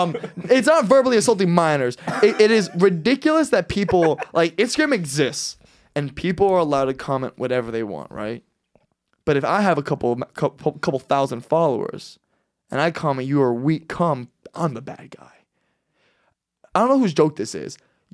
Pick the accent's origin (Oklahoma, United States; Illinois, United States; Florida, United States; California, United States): Florida, United States; Miami; I'm from Miami.